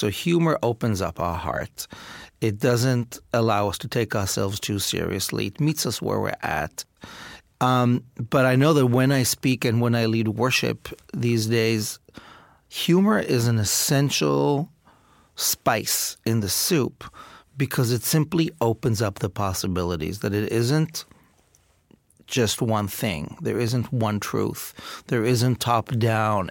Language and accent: English; Israel; I grew up in Israel